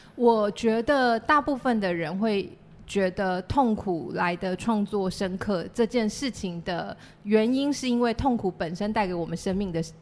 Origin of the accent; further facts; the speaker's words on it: Chiayi, Chiayi City, Taiwan; first language Chinese; also born or lived in Taipei / United Kingdom; 我是嘉义市长大的小孩